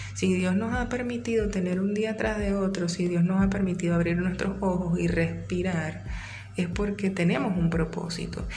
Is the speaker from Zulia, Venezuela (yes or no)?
no; San Félix, Bolívar, Venezuela; also born or lived in Maturín; now in Caracas, Venezuela; Después que yo salí de San Félix eh, y me interné en Maturín